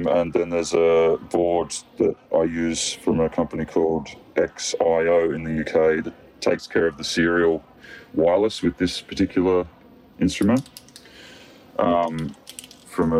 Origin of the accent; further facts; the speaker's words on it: Bellingen, New South Wales, Australia; in my hometown